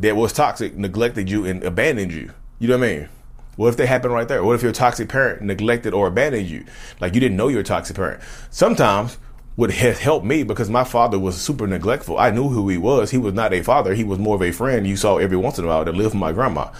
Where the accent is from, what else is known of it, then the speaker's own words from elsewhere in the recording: Reidsville, North Carolina, United States; I'm from Reedsville, North Carolina